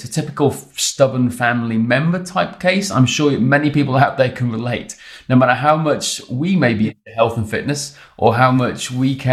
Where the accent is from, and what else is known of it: Wales, United Kingdom